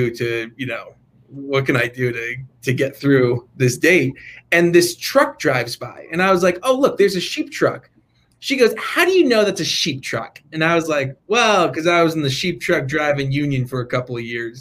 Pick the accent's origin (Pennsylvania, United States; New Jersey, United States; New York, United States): New Jersey, United States; Morristown; moved away; also born or lived in Utah; born and raised in Jersey